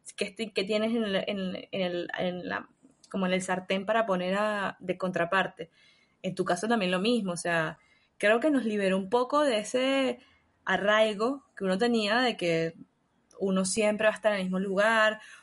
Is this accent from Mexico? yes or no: no; Venezuela; moved away as an adult; now in Chile; yo amo Venezuela, fue tremenda casa para mí, fue el, lugar donde nací, donde estuve con mi familia, donde están mis amigos